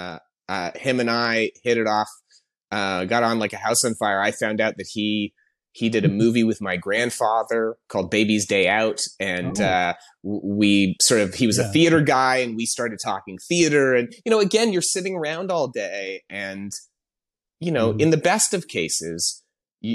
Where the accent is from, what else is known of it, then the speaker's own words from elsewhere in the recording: Canada; moved away as an adult; also born or lived in Toronto; now in Los Angeles, United States; I'm Canadian. I've been in LA for about 10 years now, but I came up working in Toronto